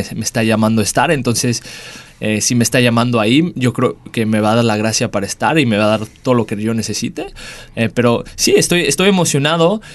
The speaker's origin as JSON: {"language": "Spanish", "town": "Dallas", "region": "Texas", "country": "United States", "tie": "born or raised there", "also_born_or_lived": "Mexico", "moved": "as an adult", "lives_now": "Perth, Australia", "said": "me mudo de regreso a casa a Estados Unidos, en Dallas, Texas, donde crecí"}